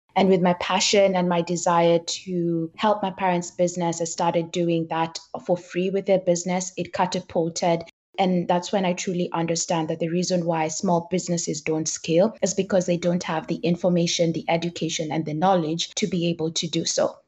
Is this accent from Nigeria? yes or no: no; Kenya; I grew up in Kenya and both my parents are entrepreneurs